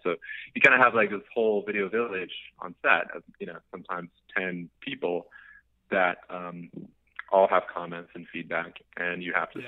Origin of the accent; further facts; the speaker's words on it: Missouri, United States; moved away as an adult; now in Los Angeles, United States; moved to LA from Missouri